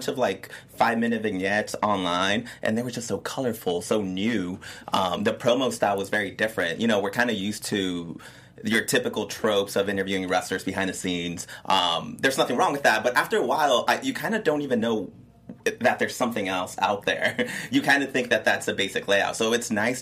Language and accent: English; Texas, United States; moved away; I'm originally from Texas